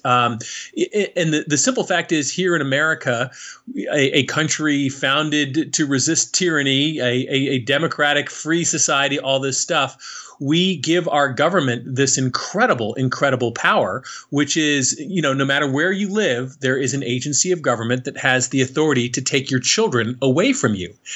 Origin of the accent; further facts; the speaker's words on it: Connecticut, United States; moved away as an adult; also born or lived in Newark, New Jersey; I'm a kid from Connecticut, right? Uh, a, a nice, namby pamby white suburb